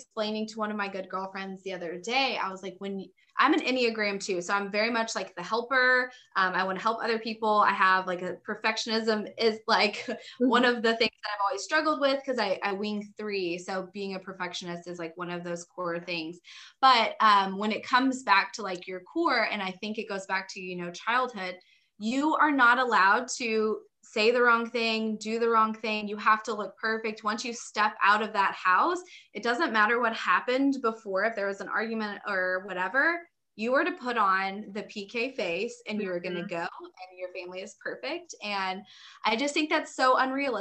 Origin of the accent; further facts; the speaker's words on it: Dallas, Texas, United States; also born or lived in Fort Worth, Texas; I am from Texas. We actually lived in the Dallas area growing up, then moved to like Fort Worth